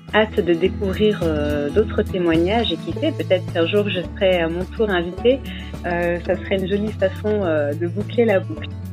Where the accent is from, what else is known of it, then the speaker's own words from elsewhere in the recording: north-east France, France; je suis originaire du nord-est de la France